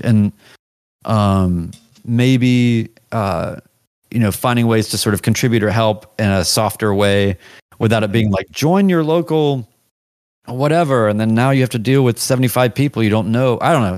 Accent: the South, United States; As much as I'm Southern and of the South

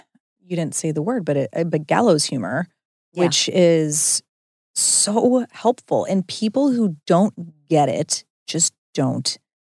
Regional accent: Midwest, United States; It's because we're both from the Midwest.

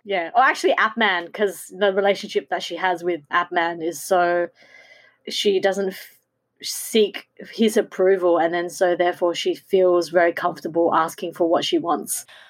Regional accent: Australia; in Australia we don't have many versions of what a Asian woman looks like

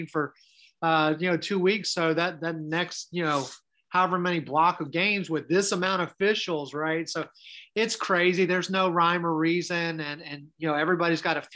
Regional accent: Maryland, United States; moved away; my hometown up in Maryland

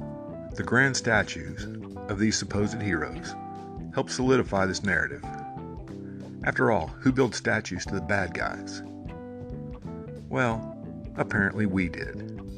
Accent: Texas, United States; I am a Southerner. I grew up in a post-segregation Texas, still coming to grips with being on the wrong side of the civil rights issue.

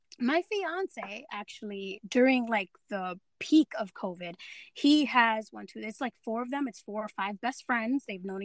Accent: New York City, New York, United States; I'm a little Dominican girl that was born and raised in the Bronx.

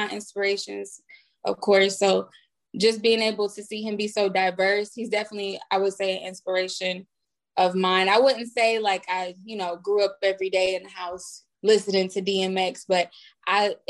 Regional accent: the South, United States; moved away as an adult; also born or lived in Nashville, Tennessee / Houston, Texas; now in Los Angeles, United States; I'm from Nashville and Houston. So like I rep both.

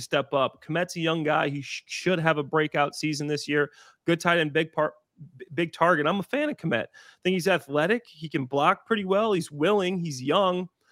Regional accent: Waukegan, Illinois, United States; also born or lived in Dwight, Illinois / Libertyville, Illinois; now in Chicago, United States; I grew up in Waukegan before I moved down to, uh, Dwight, Illinois, which is more central Illinois

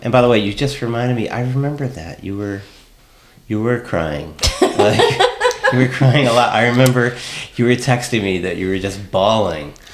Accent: San Diego, California, United States; moved away as an adult; I'm from San Diego

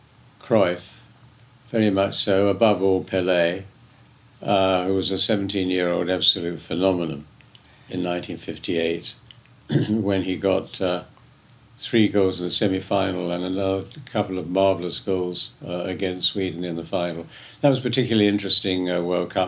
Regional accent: England, United Kingdom; I'm English

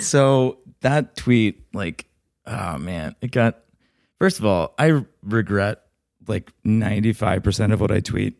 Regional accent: Atlanta, Georgia, United States; moved away; also born or lived in Alabama; I'm from Atlanta

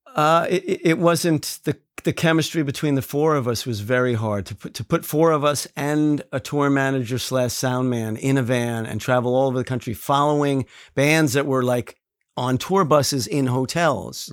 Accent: New York City, New York, United States; also born or lived in Astoria, Queens / Auburndale, Queens; I was born in Flushing. Um, I later lived in Astoria, and then I lived in Auburndale.

